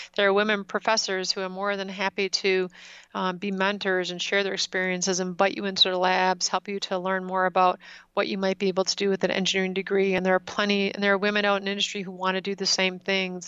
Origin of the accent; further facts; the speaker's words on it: Wisconsin, United States; I did do most of my growing up in Wisconsin